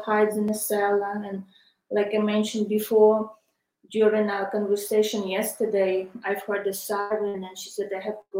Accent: Kryvyi Rih, Dnipropetrovsk Oblast, Ukraine; moved away as an adult; now in United States; I was born in Kryvyi Rog.

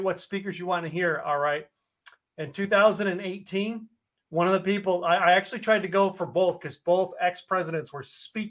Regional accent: Scranton, Pennsylvania, United States; moved away as an adult; also born or lived in Stroudsburg, Pennsylvania / Philadelphia, Pennsylvania; now in Texas, United States; I was born in Scranton, Pennsylvania, and had a house in Stroudsburg.

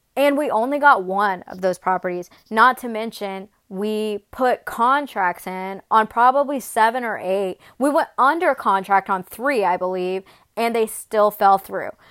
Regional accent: Atlanta, Georgia, United States; moved away as an adult; also born or lived in Murfreesboro, Tennessee; now in Nashville, United States; I am from Atlanta. I was raised in Atlanta since I was two years old.

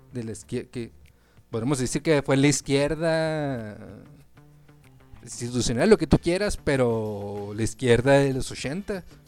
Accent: Mexico; tenemos que sentir orgullosos como mexicanos

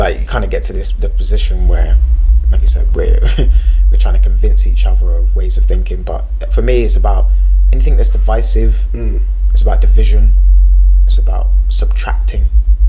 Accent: Slough, South East England, United Kingdom; Slough was very much in that pocket community situation when I was growing up. Like the 90s and stuff

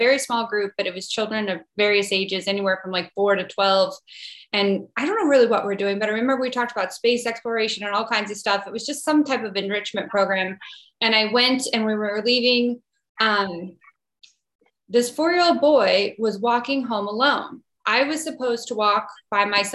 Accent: Midwest, United States; I'm from the Midwest, kind of stereotypical Midwestern upbringing

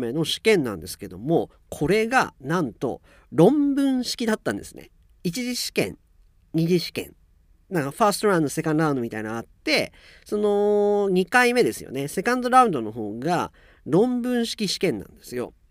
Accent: Japan; moved away as an adult

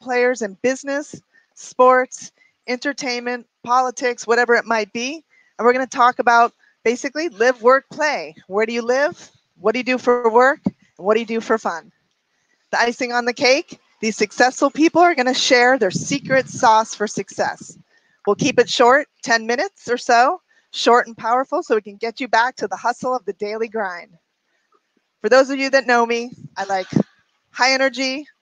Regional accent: Miami, Florida, United States; I grew up in Miami

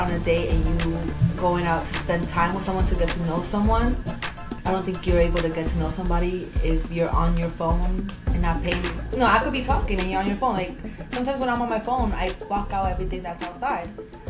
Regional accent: New Jersey, United States; I'm from New Jersey.

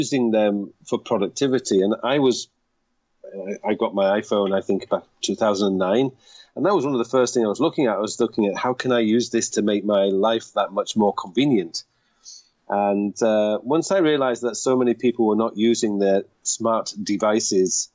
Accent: United Kingdom; moved away as an adult; now in South Korea; being British

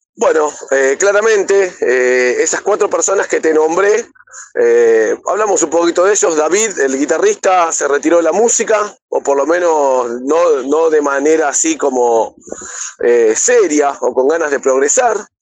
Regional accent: Buenos Aires, Argentina; soy de Buenos Aires, Argentina

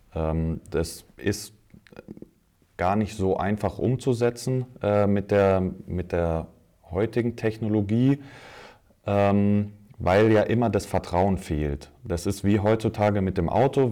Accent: Munich, Bavaria, Germany; gebürtiger Münchner.

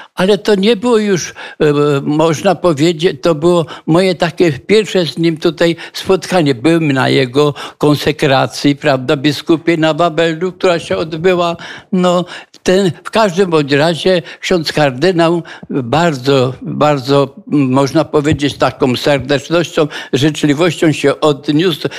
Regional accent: Żabnica, Silesian Voivodeship, Poland; now in Kraków, Poland; urodziłem się w Żabnicy

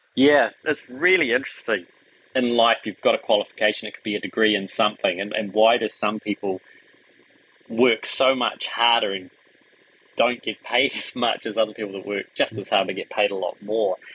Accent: Wellington, New Zealand; moved away as an adult; also born or lived in Auckland; the farmland in Wellington where we grew up

